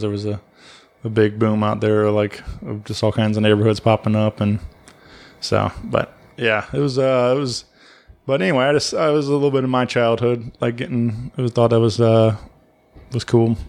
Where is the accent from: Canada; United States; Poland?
United States; Wentzville, Missouri; growing up in Wentzville, I always felt like it was, there was nothing to nothing in this town